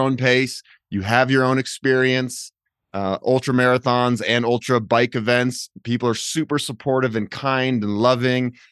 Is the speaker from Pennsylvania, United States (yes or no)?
no; Boulder, Colorado, United States; I grew up in Boulder and the weather is almost always awesome.